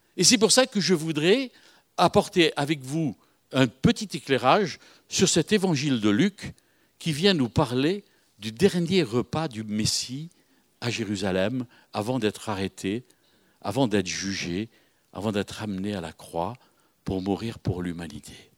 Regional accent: Algiers, Algiers Province, Algeria; moved away; je suis de Bab El-Oued, Bab El-Oued, à côté d'Alger.

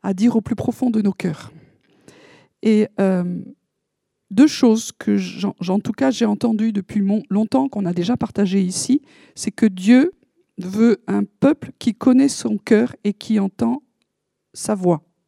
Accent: France; on est français

